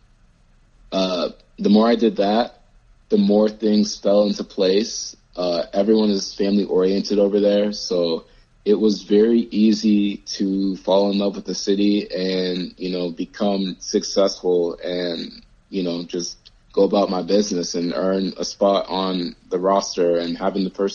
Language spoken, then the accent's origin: English; United States; also born or lived in Rome, Italy; being an American playing in Europe